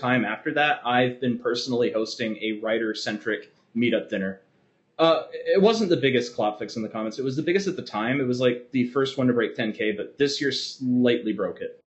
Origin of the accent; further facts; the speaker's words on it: Vancouver Island, British Columbia, Canada; I'm from Vancouver Island